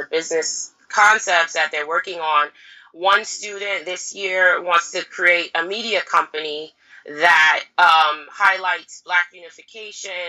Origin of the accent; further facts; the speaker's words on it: California, United States; so I'm from California, but I want to go to Ghana this summer and do the entrepreneurship.